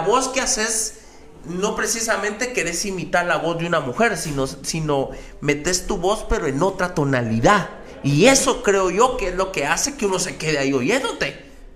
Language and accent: Spanish; Mixco, Guatemala Department, Guatemala; en un barrio como la zona 5 o como, como en el que yo crecí, en Misco